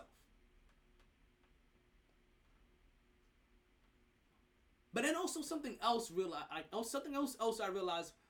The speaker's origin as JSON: {"language": "English", "region": "New York", "country": "United States", "said": "I'm a New Yorker"}